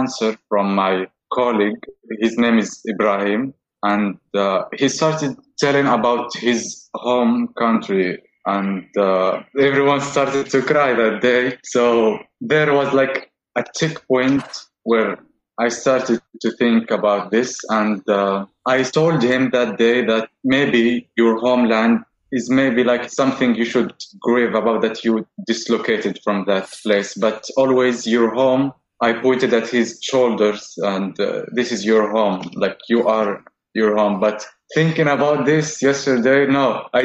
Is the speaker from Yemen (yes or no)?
yes; Yemen; also born or lived in Morocco / Turkey; now in Istanbul, Turkey; I'm from Yemen. I moved to Morocco, then I came to Turkey.